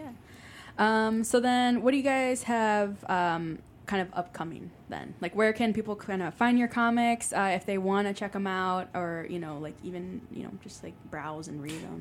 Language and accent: English; Chicago, Illinois, United States; I grew up in Little Village and Pilsen